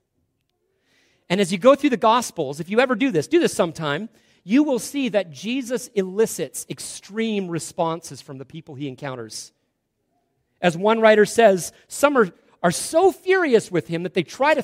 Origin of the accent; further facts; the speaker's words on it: Salmon Arm, British Columbia, Canada; we grew up in Salmon Arm, that was hometown.